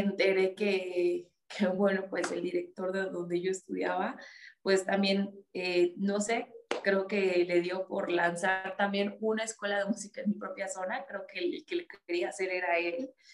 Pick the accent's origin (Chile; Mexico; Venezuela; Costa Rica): Mexico; yo vivo aquí en México. Sí, yo nací aquí en México